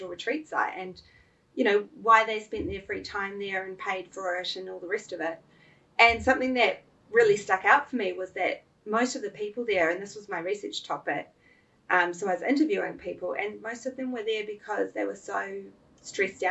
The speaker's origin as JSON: {"language": "English", "region": "Auckland", "country": "New Zealand", "tie": "born or raised there", "also_born_or_lived": "Melbourne, Australia", "said": "Massey University in Auckland, which is my hometown"}